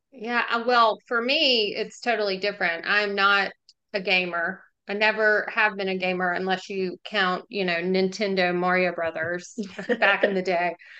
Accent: Jackson, Mississippi, United States; also born or lived in Oxford, Mississippi; I grew up in Jackson and then um, went to school here 2000, 2004

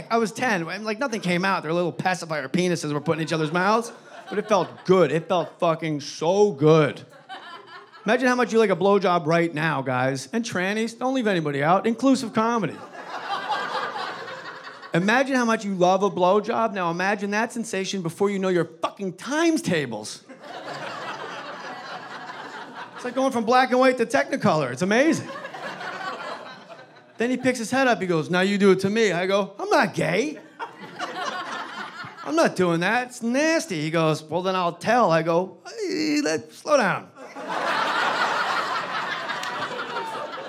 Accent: New Jersey, United States; my home state of New Jersey

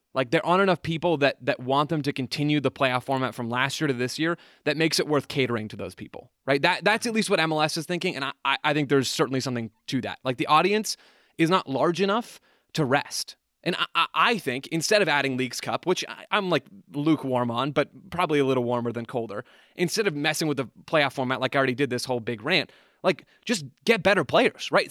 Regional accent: United States; because we're American

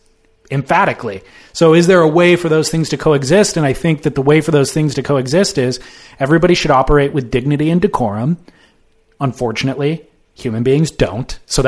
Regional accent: California, United States; I grew up in Orange County, just kind of all around Orange County.

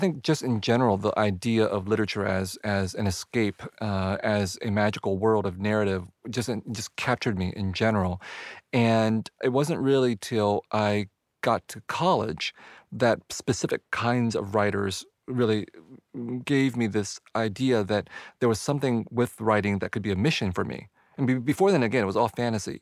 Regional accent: San Jose, California, United States; also born or lived in Vietnam; growing up in San Jose, California, as a kid and as an adolescent

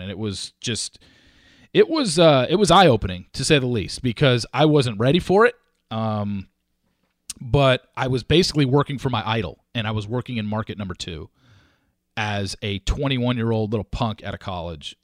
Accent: Orange County, California, United States; moved away as an adult; now in Dallas, United States; I grew up in Orange County, California

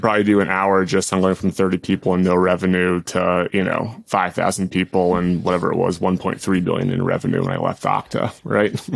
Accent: Boston, Massachusetts, United States; I grew up in Boston

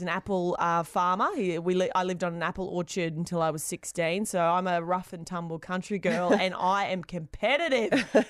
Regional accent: Queensland, Australia; I'm a massive rugby league fan because I'm from Queensland.

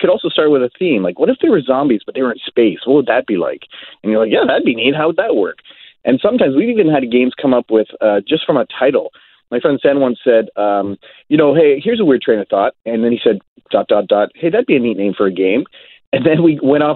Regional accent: Ontario, Canada; moved away as an adult; now in British Columbia, Canada; I'm originally from Ontario

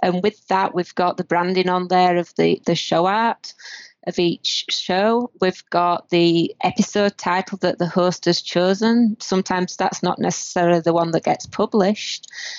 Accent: north of Britain, the north of England, United Kingdom; now in Canada; the north of Britain. If anybody has trouble understanding my accent

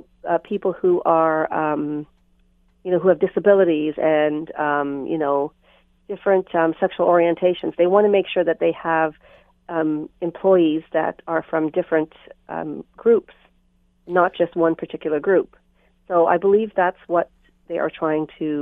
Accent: Canada; also born or lived in Trinidad; I was born in Trinidad, but I came here when I was 5. So although I consider myself Canadian because my values are Canadian and I was brought up as a Canadian

